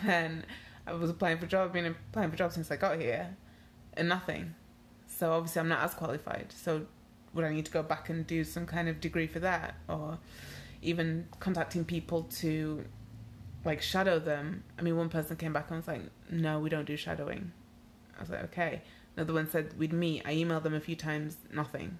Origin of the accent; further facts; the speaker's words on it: Nigeria; moved away; also born or lived in United Kingdom; I am Nigerian